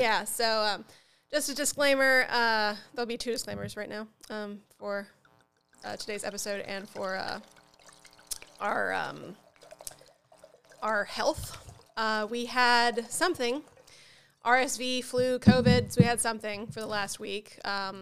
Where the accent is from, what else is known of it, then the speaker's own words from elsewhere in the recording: Upper Midwest, United States; also born or lived in Southern United States; I was born in the South, but I wasn't raised in the South. I was raised in the, in the, uh, you know, like, upper Midwest